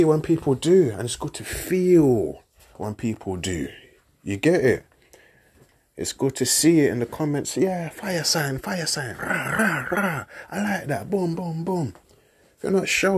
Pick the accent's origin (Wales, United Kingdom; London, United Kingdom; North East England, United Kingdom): London, United Kingdom; Grew up in Peckham, working in Lewisham, Peckham and Ghetto.